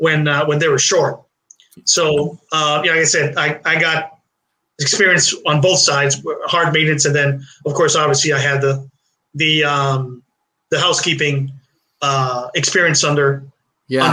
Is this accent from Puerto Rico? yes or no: yes; Puerto Rico; moved away as an adult; also born or lived in Brooklyn, New York, United States; now in Florida, United States; I was born in New York City. Like I said, then we moved to, Puerto Rico for a couple of years. And then I came to Florida.